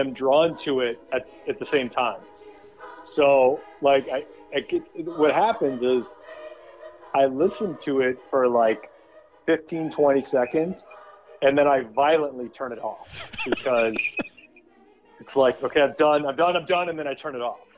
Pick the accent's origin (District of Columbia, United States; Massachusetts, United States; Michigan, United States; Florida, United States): Michigan, United States; moved away; Michigan, where I'm from